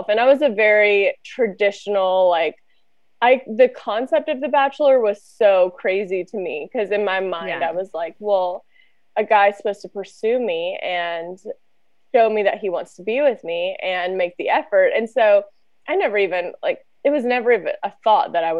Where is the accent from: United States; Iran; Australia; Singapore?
United States; Louisiana; moved away; also born or lived in San Diego; I'm originally from Louisiana, moved out to San Diego